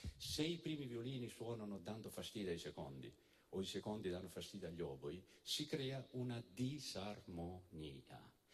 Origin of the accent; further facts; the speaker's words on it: Apulia, Italy; also born or lived in Naples / Molfetta; io sono un ragazzo nato in, a Napoli e cresciuto in Puglia